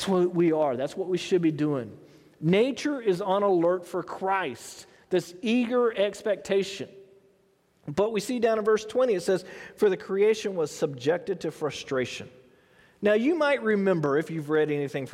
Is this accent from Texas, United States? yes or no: yes; Houston, Texas, United States; I grew up in Houston